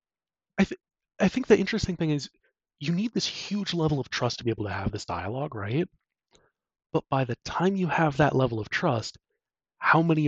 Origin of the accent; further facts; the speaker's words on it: United States; as an American